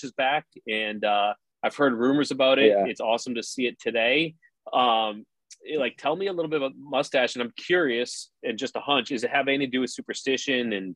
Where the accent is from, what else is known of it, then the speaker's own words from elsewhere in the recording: Boston, Massachusetts, United States; I'm a Boston guy. Growing up in Boston